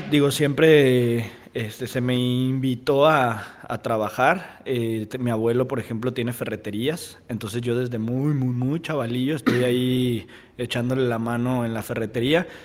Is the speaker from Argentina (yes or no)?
no; Guadalajara, Jalisco, Mexico; moved away as an adult; also born or lived in Mazatlán; now in Manzanillo, Mexico; de allá de la ciudad de Guadalajara, que es de donde este, crecí, ¿no? Yo soy de Mazatlán